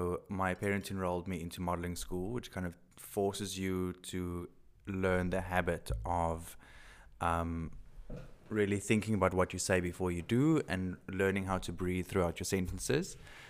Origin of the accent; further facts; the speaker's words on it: South Africa; accent: Afrikaans; English is a second language; I'm so Afrikaans. I'm going to be so horrified when I listen to this and hear my accent.